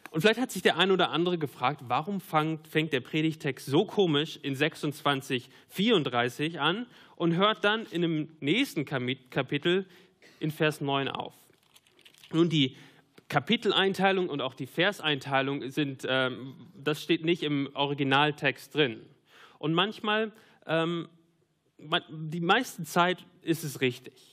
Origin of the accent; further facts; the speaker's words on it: North Rhine-Westphalia, Germany; Ja, ich komme aus dem Münsterland. Ich mag den Münsterland-Tatort.